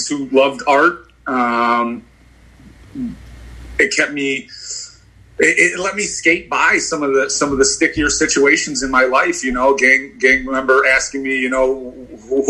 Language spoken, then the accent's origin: English; Chicago, Illinois, United States; I grew up on the Northwest side. I'm a born and raised native Chicagoan